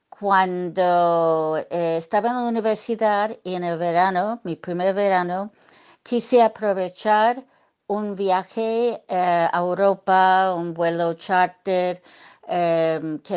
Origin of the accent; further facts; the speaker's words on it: New York, United States; born there; Yo nací en, Nueva York, en los Estados Unidos. Eh, me gusta decir que nací en el barrio de Triana, eh, porque nací en Brooklyn